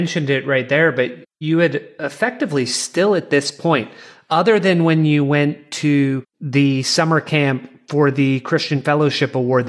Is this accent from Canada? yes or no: yes; Canada; that made me chuckle as a Canadian.